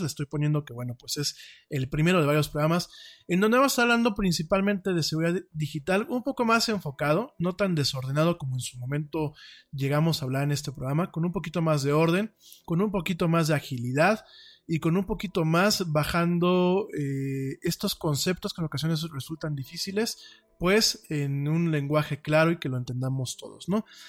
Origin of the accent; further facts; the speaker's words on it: Mexico; como mexicano